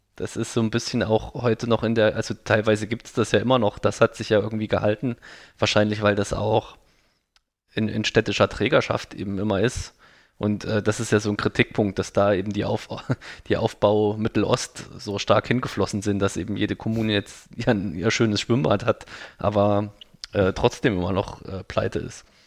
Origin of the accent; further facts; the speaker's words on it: Thuringian Forest, Germany; ich komme aus dem Thüringer Wald